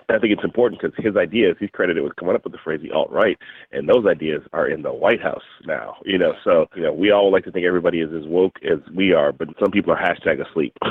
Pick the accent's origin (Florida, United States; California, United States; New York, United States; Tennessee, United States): California, United States; Berkeley; it's being centered in my hometown where I live in Berkeley, California